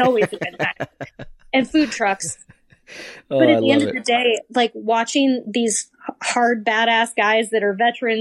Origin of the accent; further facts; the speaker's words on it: Midwest, United States; now in Arizona, United States; I'm from the Midwest